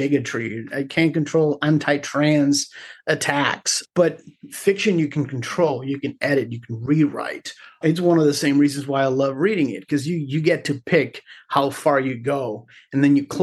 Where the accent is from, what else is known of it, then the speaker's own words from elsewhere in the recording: Carolina, Puerto Rico; moved away as an adult; also born or lived in Río Piedras, Puerto Rico; now in Austin, United States; I was born in Rio Piedras, right next to the university, and grew up in Carolina.